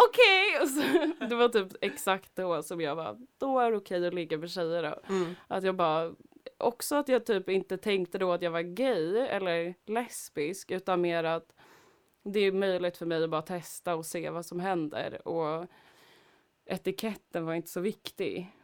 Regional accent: Stockholm, Stockholm County, Sweden; jag var från Husby Akalla

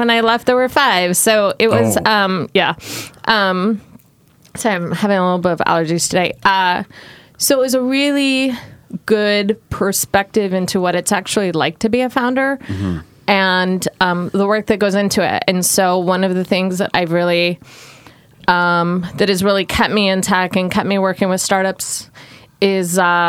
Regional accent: Portland, Oregon, United States; also born or lived in Southern California / Miami; I come from Southern California originally, but have born in Southern California, raised in Portland, moved around many times. Lived in Miami for a year

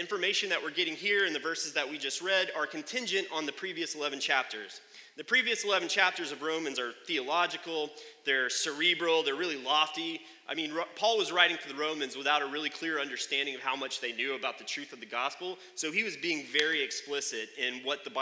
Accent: United States; I'm an American

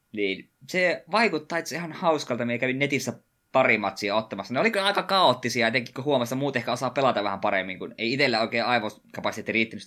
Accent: near Savonlinna, South Savo, Finland; miehän olen alun perin parikymmentä kilometriä Savonlinnasta poispäin

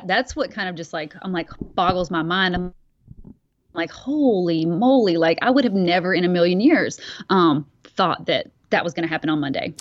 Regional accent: Bowling Green, Kentucky, United States; moved away; I grew up in Bowling Green, Kentucky

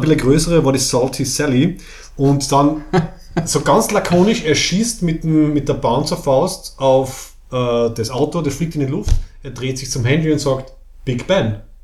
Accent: Austria; Wir, wir sind ja quasi qualifiziert als Österreicher

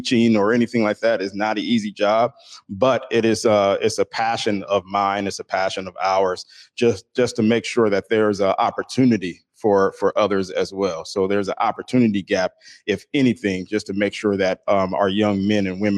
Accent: Seattle, Washington, United States; growing up in the Central District

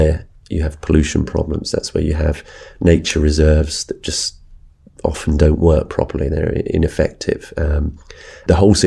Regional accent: United Kingdom; addressing this subject from Britain as a British journalist

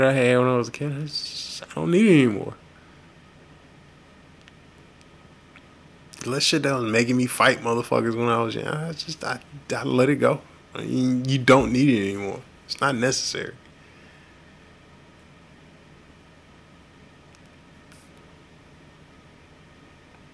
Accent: Houston, Texas, United States; growing up in North Houston

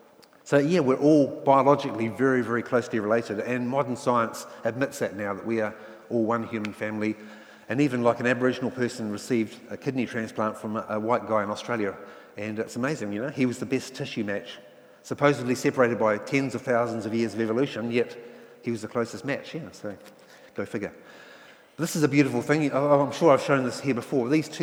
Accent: England, United Kingdom; now in New Zealand; And I came from England where class system is very strong, but New Zealand does have a class system, doesn't it?

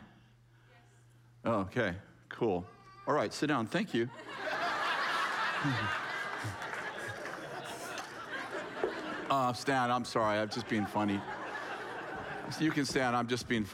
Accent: California, United States; I was born in California

